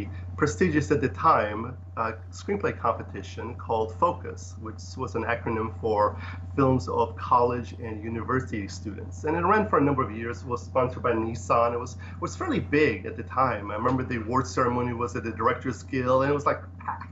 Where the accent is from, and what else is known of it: Ohio, United States; born or raised there; English is a second language; moved away as an adult; also born or lived in Poland; now in Los Angeles, United States